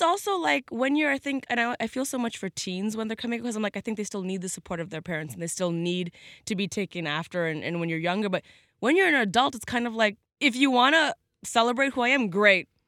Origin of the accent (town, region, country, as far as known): Canada